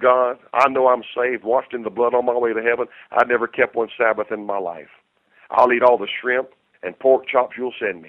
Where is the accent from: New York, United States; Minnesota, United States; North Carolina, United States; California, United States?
North Carolina, United States; I said, "North Carolina."